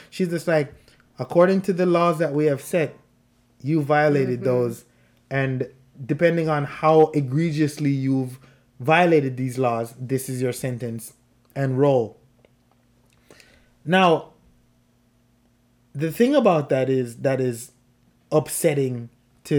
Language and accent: English; Jamaica; moved away; the people I grew up in Jamaica